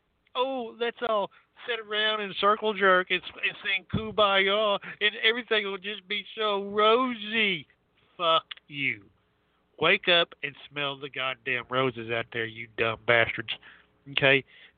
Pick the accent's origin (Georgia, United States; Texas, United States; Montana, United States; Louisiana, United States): Texas, United States; I'm from Texas.